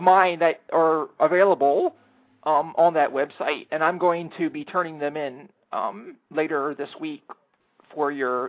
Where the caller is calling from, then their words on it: Washington, District of Columbia, United States; I am in Anacostia, across the river from everything.